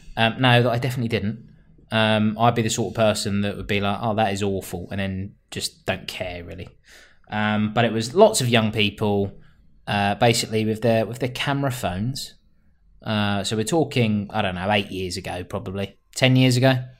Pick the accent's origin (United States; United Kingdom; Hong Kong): United Kingdom; London; I am a Londoner